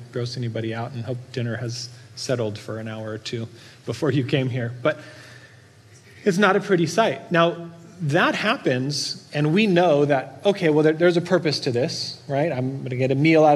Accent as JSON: {"language": "English", "town": "Norco", "region": "California", "country": "United States", "tie": "born or raised there", "said": "I grew up in Norco, don't judge me, but we raised animals for food"}